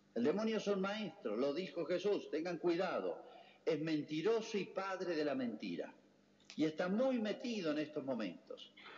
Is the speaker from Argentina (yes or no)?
yes; Argentina; somos todos argentinos